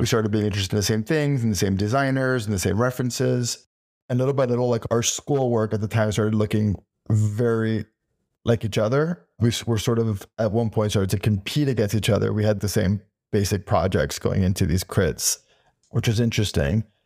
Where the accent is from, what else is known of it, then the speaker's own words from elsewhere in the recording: Miami, Florida, United States; moved away as an adult; now in New York, United States; I was born in Miami, and I was there until I was, like, eighteen years old, until I came to New York to enroll at Parsons.